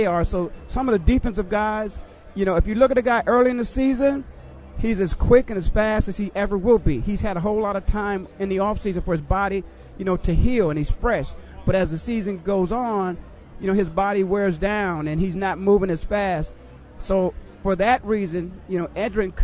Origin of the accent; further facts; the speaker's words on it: Phoenix, Arizona, United States; I'm from Phoenix. Now, I obviously live in Phoenix